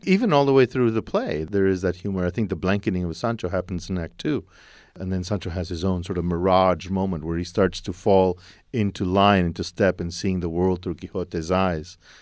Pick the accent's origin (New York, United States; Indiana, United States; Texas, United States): Texas, United States; El Paso; I'm from El Paso. It's a city along the border